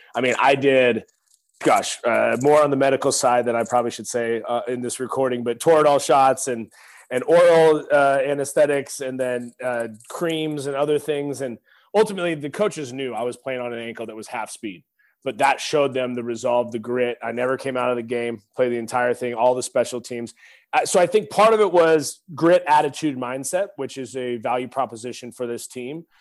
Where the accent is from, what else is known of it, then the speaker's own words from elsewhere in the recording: Pacific Northwest, United States; moved away as an adult; now in Texas, United States; growing up in the Pacific Northwest